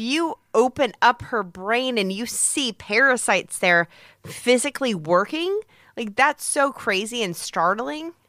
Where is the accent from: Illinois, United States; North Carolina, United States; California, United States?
Illinois, United States; Peoria; moved away; growing up in Peoria